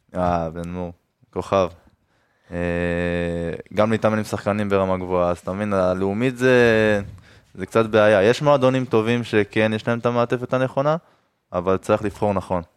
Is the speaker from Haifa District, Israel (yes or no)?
no; Ashkelon, Southern District, Israel; גדלתי באשקלון